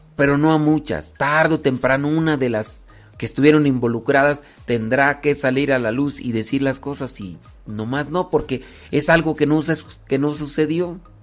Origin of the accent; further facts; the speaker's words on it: Guanajuato, Mexico; Yo soy de Guanajuato.